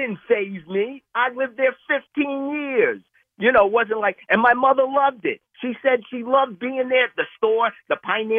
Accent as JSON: {"language": "English", "town": "Bronx", "region": "New York", "country": "United States", "tie": "born or raised there", "said": "I grew up in the Bronx, Jackson houses, 15 mm-hmm. years. I was a minority, Keith. Believe me, I was a minority."}